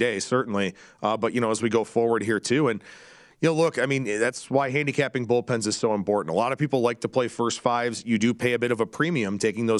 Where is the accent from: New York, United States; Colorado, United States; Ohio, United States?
Ohio, United States; Cleveland; now in West Coast, United States; Cleveland, my hometown